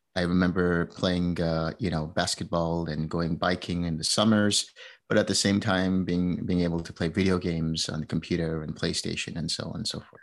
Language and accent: English; United States; also born or lived in India; I grew up in, uh, New Jersey, New York.